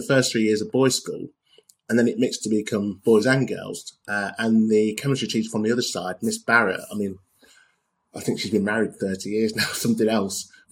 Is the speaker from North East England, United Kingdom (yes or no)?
no; Leicester, East Midlands, United Kingdom; where I grew up in Leicester, we're Indian, white, black.